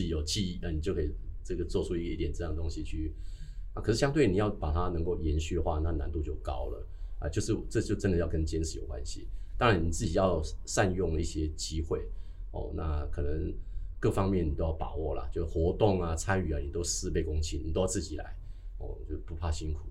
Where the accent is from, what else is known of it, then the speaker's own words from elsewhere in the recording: Dajia, Taichung, Taiwan; moved away; 我的梦想是离开大甲哦，离开大甲。因为啊，我在五六年级的时候，我就嗯。必须在面场工作了